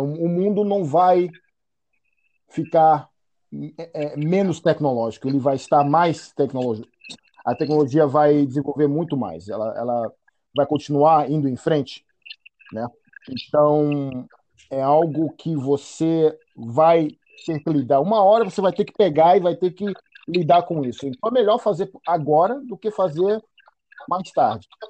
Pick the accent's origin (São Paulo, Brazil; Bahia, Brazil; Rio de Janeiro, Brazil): Bahia, Brazil; Salvador; eu cresci, eu fui criado na Bahia, né, em Salvador